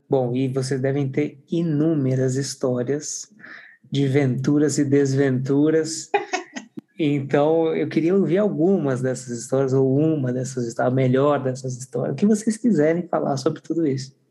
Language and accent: Portuguese; Barbacena, Minas Gerais, Brazil; Eu, como sou de Barbacena, também do interior, mas de outro estado